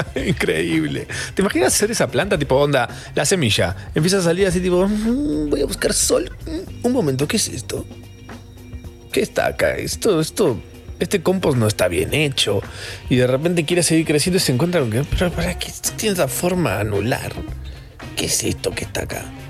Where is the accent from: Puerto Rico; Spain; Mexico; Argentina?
Argentina; Capilla del Monte, Córdoba; yo soy de Capilla del Monte